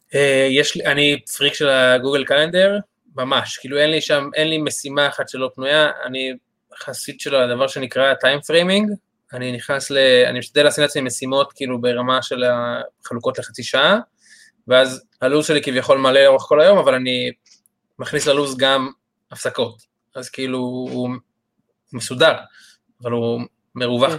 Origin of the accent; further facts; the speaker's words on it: Re'im, Southern District, Israel; אני במקור מקיבוץ רעים